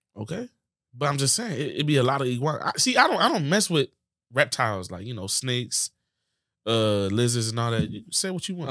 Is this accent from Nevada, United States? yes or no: no; Florida, United States; growing up in Florida